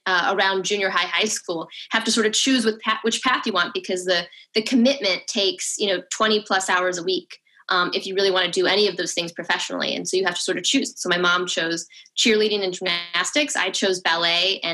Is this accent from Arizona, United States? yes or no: yes; Yuma, Arizona, United States; moved away as an adult; I grew up in Yuma, Arizona.